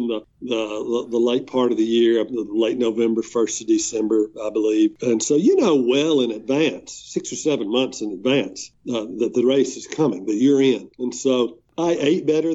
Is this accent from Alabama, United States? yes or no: yes; Alabama, United States; When I would say Alabama